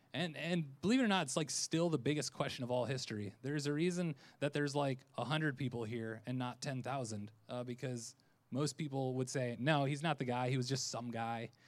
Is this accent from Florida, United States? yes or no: yes; Orlando, Florida, United States; I'm from Orlando